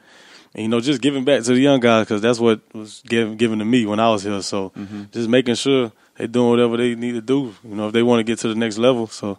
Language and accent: English; Florida, United States; moved away as an adult; I'm from Florida, too